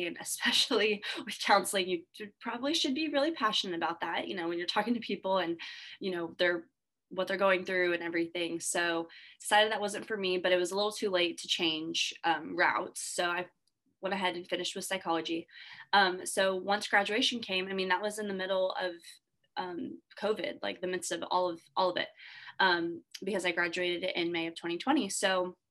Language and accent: English; Bastrop, Texas, United States; also born or lived in Corpus Christi, Texas / San Marcos, Texas; I'm originally from Bastrop, Texas